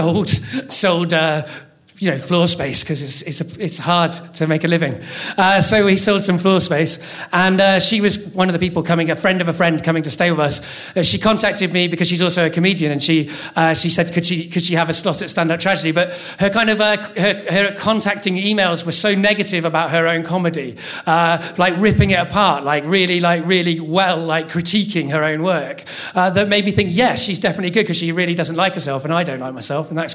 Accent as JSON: {"language": "English", "town": "Cardiff", "region": "Wales", "country": "United Kingdom", "tie": "born or raised there", "also_born_or_lived": "England", "said": "growing up in Wales, going to Cardiff as a 12-year-old English boy."}